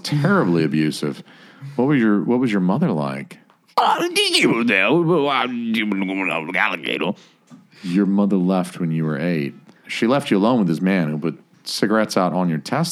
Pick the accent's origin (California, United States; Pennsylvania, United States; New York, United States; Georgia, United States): Georgia, United States; Atlanta; I'm from Atlanta